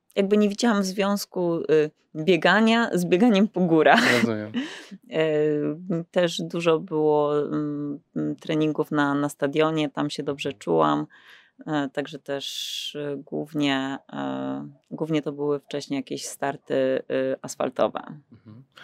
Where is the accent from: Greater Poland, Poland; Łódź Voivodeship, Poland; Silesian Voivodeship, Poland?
Łódź Voivodeship, Poland; Pabianice; Pochodzę z Pobianic, to mhm. też takie małe miasto, może nie takie małe, e, pod Łodzią